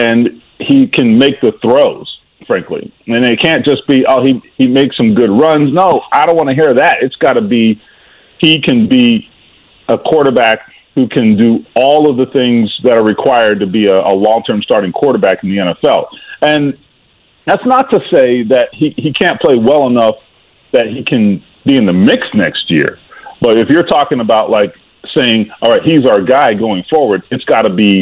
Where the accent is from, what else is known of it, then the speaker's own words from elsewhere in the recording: Miami, Florida, United States; moved away; The Miami Dolphins, my hometown team